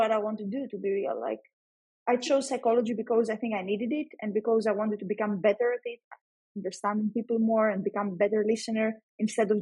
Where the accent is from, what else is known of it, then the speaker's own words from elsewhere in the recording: Greece; also born or lived in Athens; in Greece, we have these exams in order to join the university